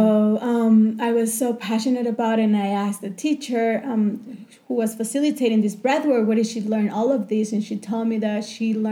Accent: Chihuahua, Mexico; moved away as an adult; also born or lived in New York; I grew up in Mexico, in Chihuahua, in the north part, and I just left my house and my comfort zone when I was 18 just to travel the world

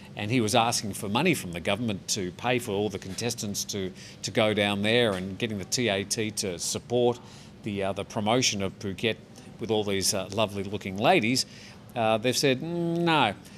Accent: Australia; now in Thailand; an Australian man

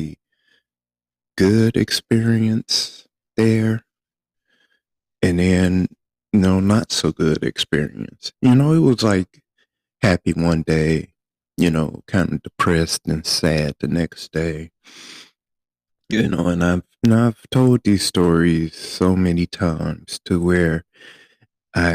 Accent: Flint, Michigan, United States; moved away as an adult; I was from Flint, Michigan

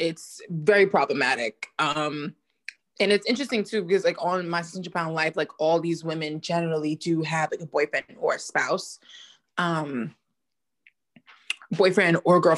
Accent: New York City, New York, United States; I'm from New York City

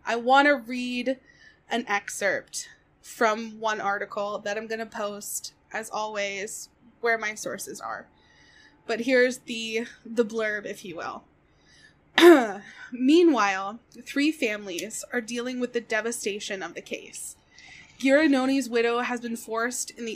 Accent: United States; I, as an American

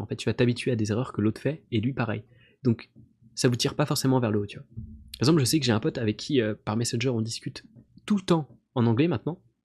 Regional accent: France; je suis français

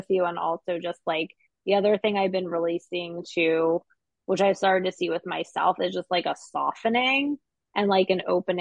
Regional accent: Philadelphia, Pennsylvania, United States; growing up in Philadelphia

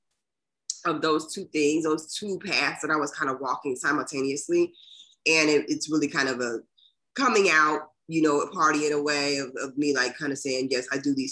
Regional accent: Dayton, Ohio, United States; I'm from Dayton, Ohio

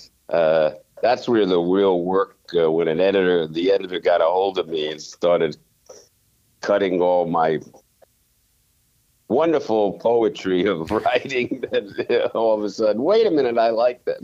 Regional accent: the East, East Coast, United States; moved away; growing up in the East.

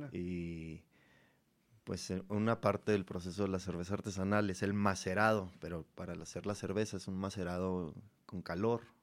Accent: Cuauhtémoc, Chihuahua, Mexico; en el estado, en, Chihuahua, yo, yo, soy de Cuauhtémoc

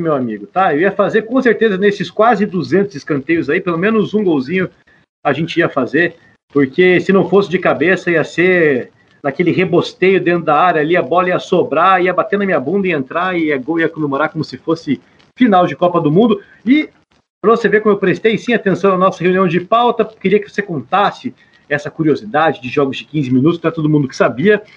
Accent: Boqueirão, Paraná, Brazil; que eu jogava muito na minha infância no Boqueirão ali

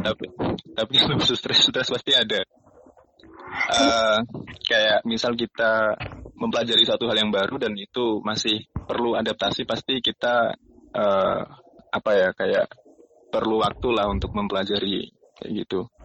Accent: Indonesia; Kita orang Indonesia

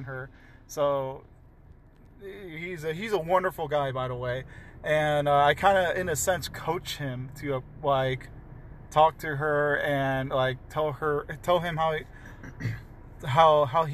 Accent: Chicago, Illinois, United States; moved away; also born or lived in Oregon / San Bernardino; I'm originally from Chicagoland area

